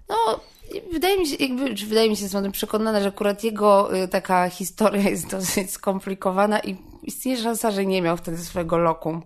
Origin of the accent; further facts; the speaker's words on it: Warsaw, Masovian Voivodeship, Poland; ja jestem z Warszawy.